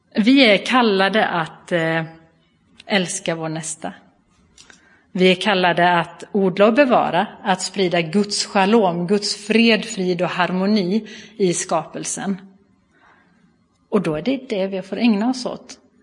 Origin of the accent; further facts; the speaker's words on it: Bua, Halland County, Sweden; accent: Halland diphthongs; now in Gothenburg area, Sweden; Jag kommer ifrån Halland ursprungligen, så hör ni några halländska diftonger så är det helt i sin ordning. Ehm, jag är uppvuxen i eh, Pingstkyrkan i Bua